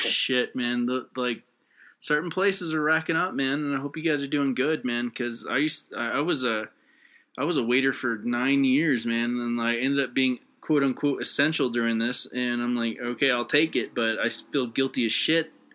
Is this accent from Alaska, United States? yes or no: yes; Fairbanks, Alaska, United States; now in Colorado, United States; I grew up in Fairbanks, Alaska